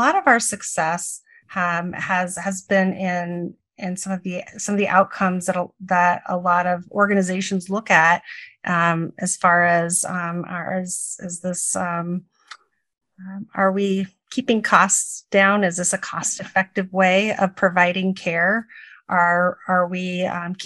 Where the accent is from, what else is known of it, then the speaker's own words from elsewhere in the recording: rural Nebraska, United States; also born or lived in Illinois; I am from rural Nebraska and currently live in Omaha, Nebraska.